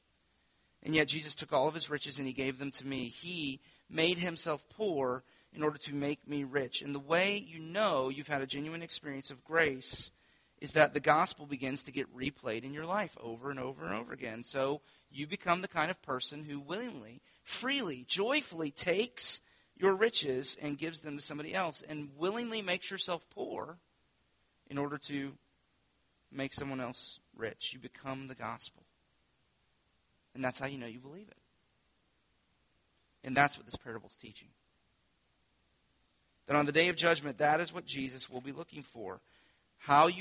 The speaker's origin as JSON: {"language": "English", "town": "Winter Haven", "region": "Florida", "country": "United States", "tie": "born or raised there", "said": "I grew up on Lake Eloise in southeast Winter Haven."}